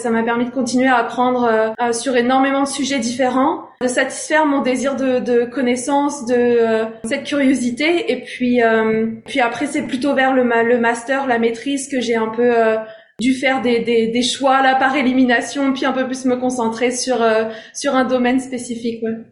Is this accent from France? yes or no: yes; Rouen, Normandy, France; moved away as an adult; also born or lived in Strasbourg, France / Los Angeles, United States; now in Hamilton, Canada; Je suis née à Strasbourg, en France. Euh, mais j'ai grandi, euh, la plupart de mon enfance, euh, en Normandie, près de Rouen